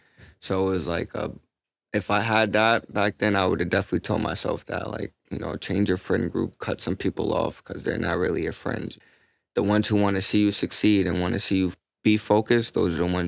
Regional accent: Boston, Massachusetts, United States; I grew up in Boston

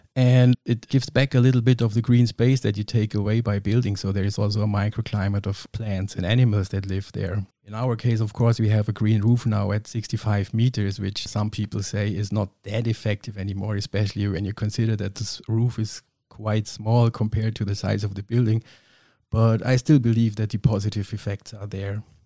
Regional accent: Kempten, Bavaria, Germany; I was born and raised in Kempten in Allgäu, which is pretty down south

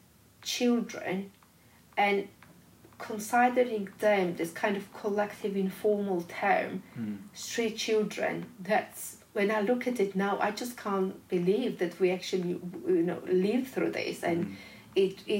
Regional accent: Georgia; when I was growing up in Georgia

